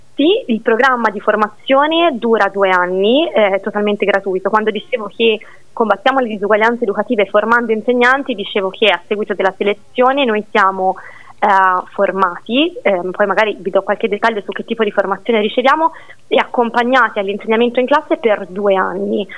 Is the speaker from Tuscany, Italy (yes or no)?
yes; Siena, Tuscany, Italy; sono nata e cresciuta a Siena